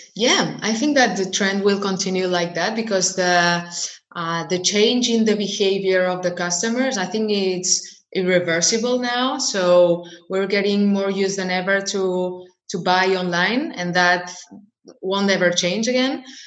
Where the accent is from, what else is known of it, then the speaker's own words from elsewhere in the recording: Barcelona, Catalonia, Spain; I was born and raised in Barcelona, in, in Spain.